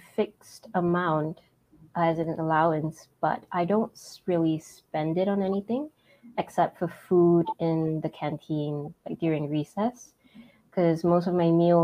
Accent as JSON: {"language": "English", "town": "George Town", "region": "Penang", "country": "Malaysia", "tie": "born or raised there", "moved": "as an adult", "lives_now": "Kuala Lumpur, Malaysia", "said": "I'm from Malaysia, specifically from Penang. That's my hometown."}